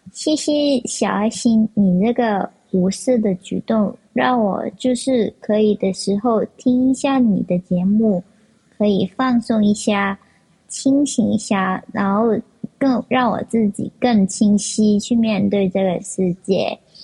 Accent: Hong Kong; 我是香港的听众

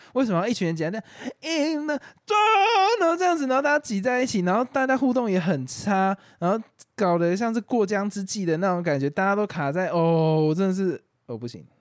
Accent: Taoyuan, Taiwan; 我是桃园人啊，我先桃园人，所以我我也在我被骂的也也在被骂的范围。我不是台北人

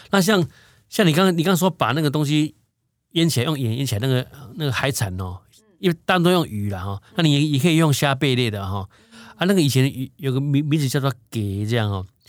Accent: Taiwan; 我们现在台湾人

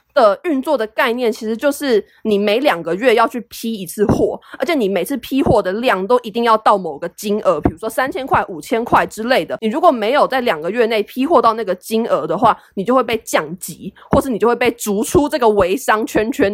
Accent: Taiwan; 因为台湾人没有人会说视频，我们从小到大都是说影片

